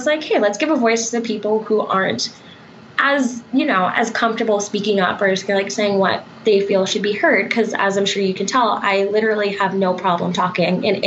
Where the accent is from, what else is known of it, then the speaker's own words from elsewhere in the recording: Colorado, United States; also born or lived in Texas; I'm actually originally from Colorado. I'm a Colorado native and was an out-of-state student